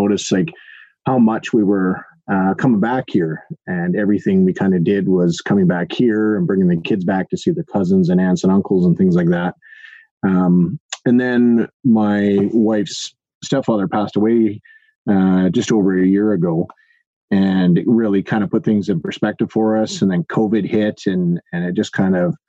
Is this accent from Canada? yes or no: yes; Duncan, British Columbia, Canada; moved away as an adult; also born or lived in Edmonton, Alberta; from Duncan, born and raised in Duncan